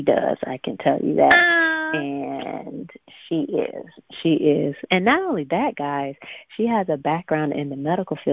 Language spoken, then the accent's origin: English; Sebring, Florida, United States; I was born and raised in Sebring, Florida